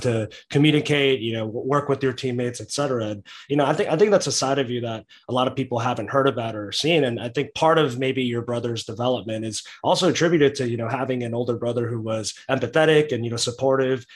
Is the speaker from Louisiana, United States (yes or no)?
no; Texas, United States; I'm a Texan